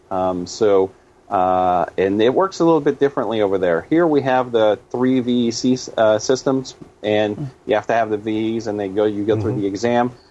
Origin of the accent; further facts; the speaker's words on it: Canada; now in United States; I'm originally from Canada. Uh, I I live partially in the states, and I go back uh, home uh, more often.